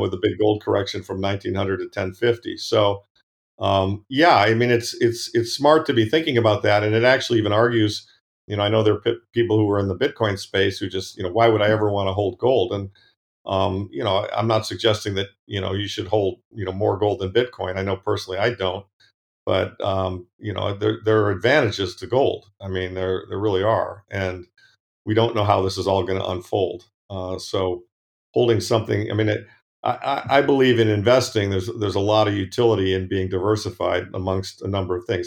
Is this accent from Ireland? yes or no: no; Ann Arbor, Michigan, United States; moved away; I, I grew up in the Midwest, Ann Arbor